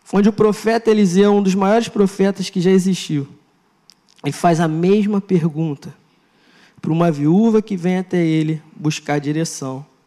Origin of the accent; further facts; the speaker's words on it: Maricá, Rio de Janeiro, Brazil; eu estou em Maricá